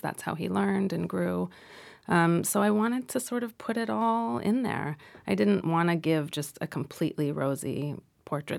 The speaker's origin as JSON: {"language": "English", "town": "Los Angeles", "region": "California", "country": "United States", "tie": "born or raised there", "said": "growing up in Los Angeles"}